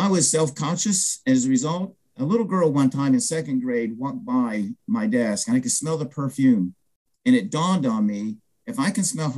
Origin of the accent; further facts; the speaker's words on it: Franklin, Ohio, United States; also born or lived in Albuquerque, New Mexico; I grew up in Franklin, Ohio, which is south of Dayton, Ohio